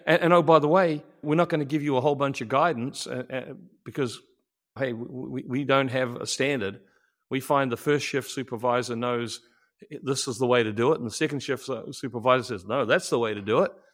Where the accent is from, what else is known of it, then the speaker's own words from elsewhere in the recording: New Zealand; moved away as an adult; I'm a, uh, New Zealander born and raised